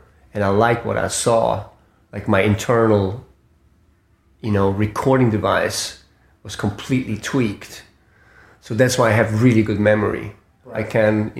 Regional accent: Switzerland; moved away; also born or lived in Far East / Spain / Italy; I was born in Switzerland

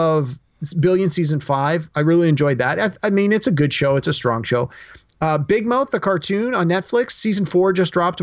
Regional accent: Canada; as a Canadian

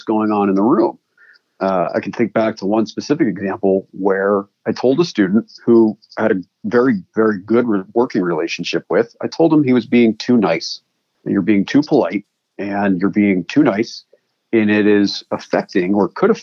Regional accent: East Coast, United States; moved away; I come from the East Coast where please and thank you are optional.

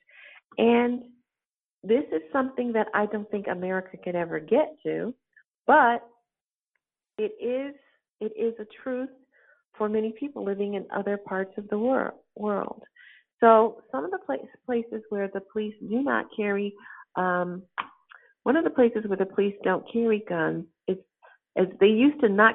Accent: Cleveland, Ohio, United States; When I was a child, growing up in Cleveland, Ohio

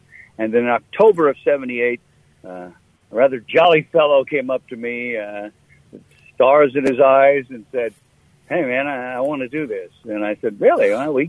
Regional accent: East Coast, United States; moved away; also born or lived in Twin Cities, Minnesota; I'm coming from the East Coast originally

